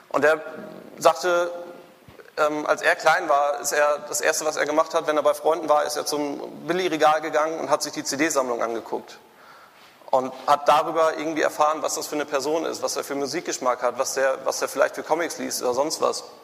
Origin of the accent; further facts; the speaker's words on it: Münster, North Rhine-Westphalia, Germany; born there; now in Hamburg, Germany; ich bin geboren in Münster. 2004 hatte ich dann genug von Fahrrädern, bin nach Hamburg gezogen